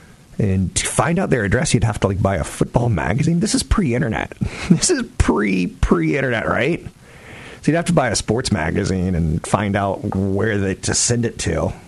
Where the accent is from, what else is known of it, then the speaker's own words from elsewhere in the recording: Turkey; also born or lived in Germany / Greece; I grew up in Turkey and Germany and Greece. I grew up overseas.